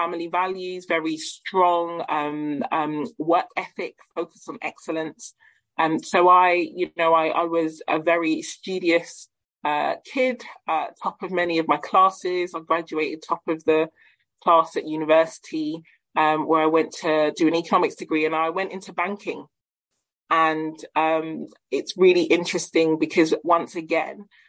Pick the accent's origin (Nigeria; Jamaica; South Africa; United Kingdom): Nigeria; South West Nigeria; I am a Yoruba woman. So my family and I, we hail from Nigeria, the west, south and southern western regions in Nigeria.